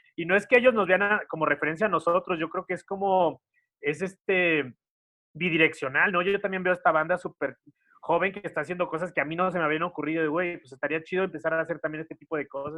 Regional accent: Xalapa, Veracruz, Mexico; now in Mexico City, Mexico; mi mamá vive en Jalapa, yo soy de Jalapa, Veracruz

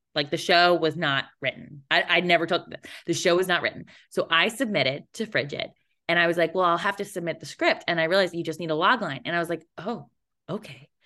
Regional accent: Connecticut, United States; moved away; I did three shows in my hometown

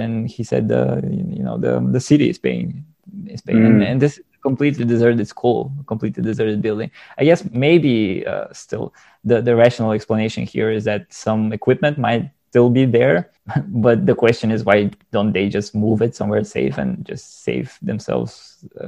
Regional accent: Bulgaria; accent: Eastern European; English is a second language; now in Sofia, Bulgaria; I live in Sofia, which is the capital of Bulgaria right now, but my hometown is in a smaller city.

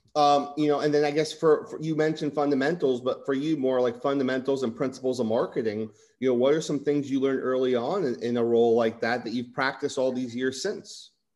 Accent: Livingston, New Jersey, United States; moved away; also born or lived in Florida; growing up in Livingston, New Jersey

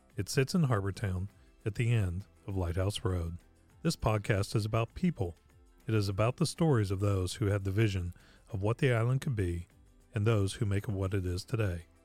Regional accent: Pittsburgh, Pennsylvania, United States; now in Louisville, United States; I'm originally from Pittsburgh, Pennsylvania

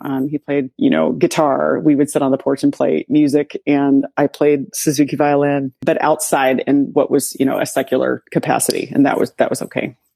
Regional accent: Sweetwater, Tennessee, United States; accent: southern; moved away; also born or lived in upstate New York; I grew up in Sweetwater, Tennessee, and it was a very small town in Appalachia

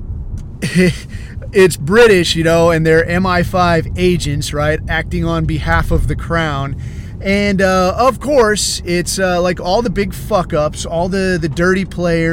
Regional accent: United States; I'm American and white

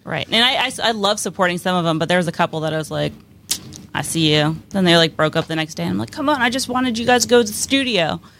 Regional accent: Pennsylvania, United States; moved away as an adult; now in Pittsburgh, United States; I'm from a place called Quarry, Pennsylvania

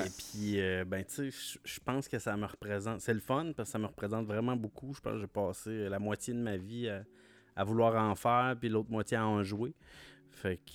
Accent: Trois-Rivières, Quebec, Canada; j'habitais euh, trois, Trois-Rivières-Ouest, Cave de la Madeleine

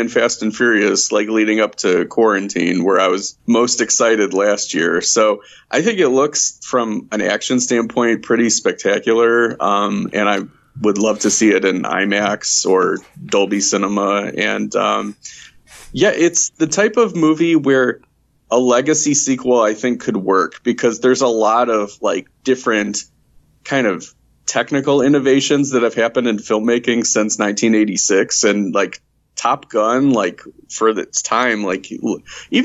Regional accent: Chicago, Illinois, United States; I grew up in the Chicagoland area.

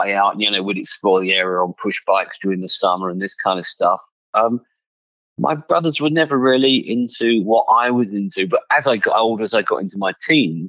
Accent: Hertfordshire, East of England, United Kingdom; now in Los Angeles, United States; I was born and grew up about 15, 20 miles north of London, an area called Hertfordshire

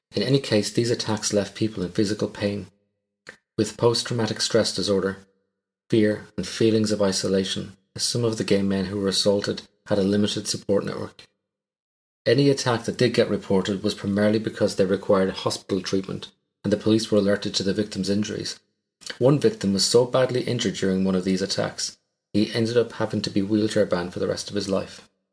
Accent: Ireland; As an Irishman, my pronunciation of some of your towns is going to be woeful.

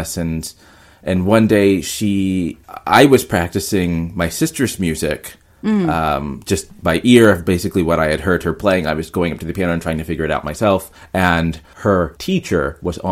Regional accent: North Carolina, United States; moved away as an adult; now in New York, United States; I grew up in North Carolina, which is in the south of, you know, United States

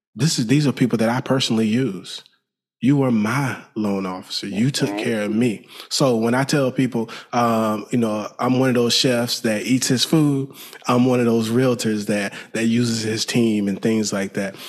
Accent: Alabama, United States; now in Houston, United States; I'm from Alabama.

